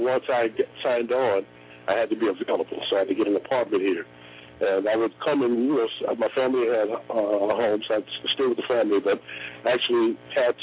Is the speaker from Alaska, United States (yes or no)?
no; New Orleans, Louisiana, United States; moved away as an adult; also born or lived in Great Falls, Montana / Los Angeles; I was born in Great Falls, Montana, but I was raised in New Orleans